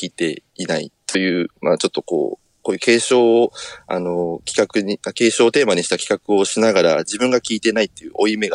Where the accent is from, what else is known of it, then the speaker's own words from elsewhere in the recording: Sasebo, Nagasaki, Japan; 私はですね、あの、まあ、最初に申した通り、あの、佐世保市というところの出身なんですけれども